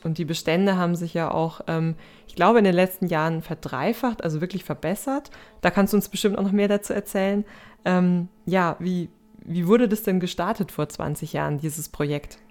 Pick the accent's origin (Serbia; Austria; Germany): Germany; Bavaria; bei uns in Bayern